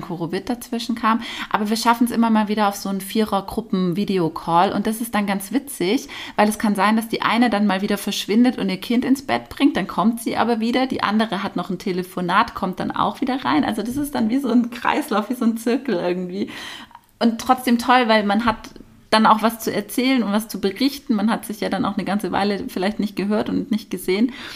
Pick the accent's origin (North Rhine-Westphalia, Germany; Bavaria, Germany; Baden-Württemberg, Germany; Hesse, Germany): Baden-Württemberg, Germany; Nagold; das sind meine drei Jugendfreundinnen mhm. aus meiner Heimatstadt Nagold. Und wir haben uns in der Realschule kennengelernt